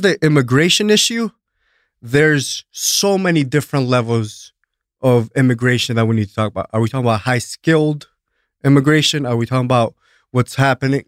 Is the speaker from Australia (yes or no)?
no; Greece; also born or lived in Albania / East Coast, United States; now in United States; born and raised in Greece, but I'm from Albania